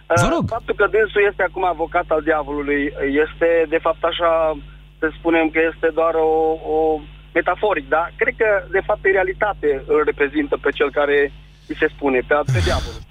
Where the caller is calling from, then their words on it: Bihor County, Romania; Sunt un preot de lângă Oradea și vreau să-mi explic...